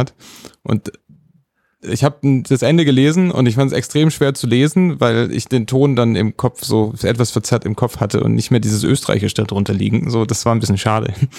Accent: Germany; als Deutscher

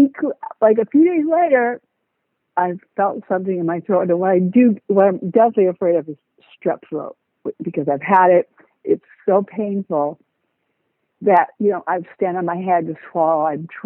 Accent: Seattle, Washington, United States; now in Florida, United States; I'm from Seattle, Washington

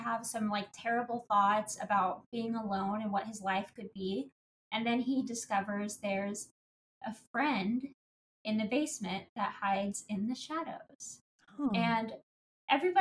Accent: Indiana, United States; I grew up on a farm as well in Indiana

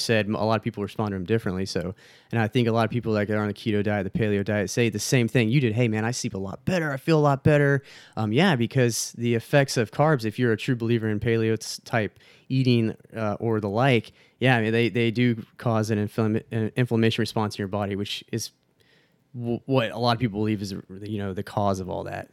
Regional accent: Texas, United States; moved away; Obviously, I'm from Texas. I, I miss it very, very much right now

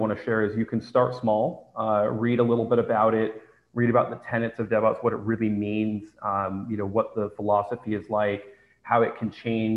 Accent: San Francisco, California, United States; moved away; I am originally from San Francisco

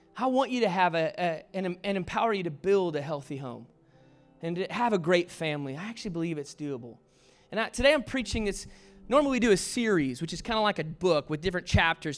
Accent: the South, United States; I was raised in the South

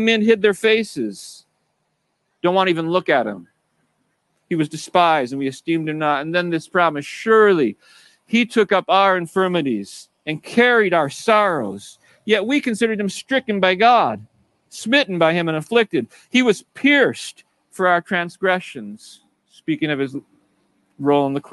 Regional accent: United States; I grew up in America as a Christian

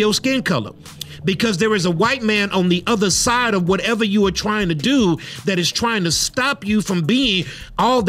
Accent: United States; our history as African American people here in this particular country

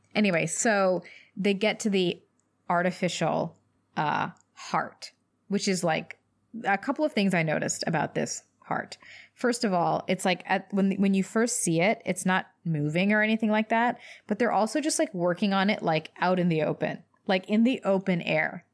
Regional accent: Louisville, Kentucky, United States; I grew up in Louisville, Kentucky

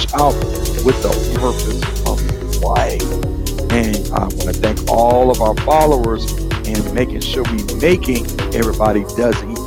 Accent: Baton Rouge, Louisiana, United States; Growing up in Baton Rouge

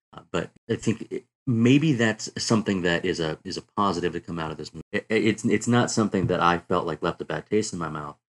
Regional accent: the South, United States; I grew up in the South

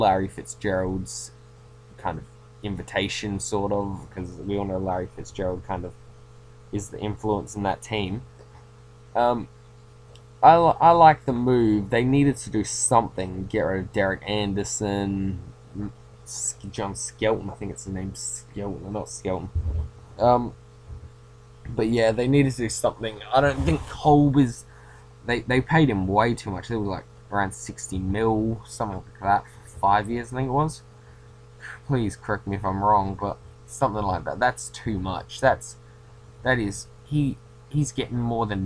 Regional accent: Australia; I'm Australian

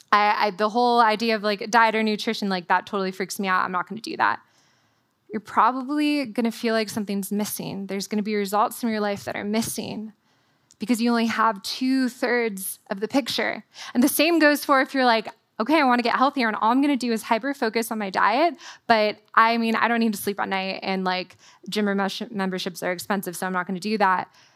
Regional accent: Southern California, United States; moved away as an adult; also born or lived in Waco, Texas; as a Californian was I packed my Southern California wardrobe

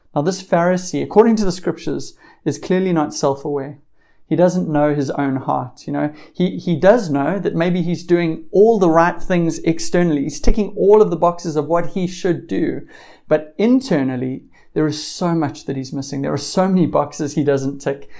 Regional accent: South Africa; being South African

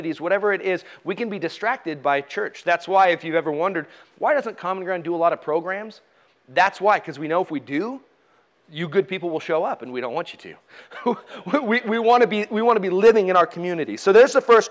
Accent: United States; us as American Christians

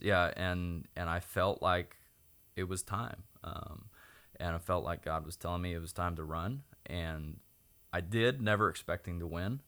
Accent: Oklahoma, United States; I was born and raised in Oklahoma

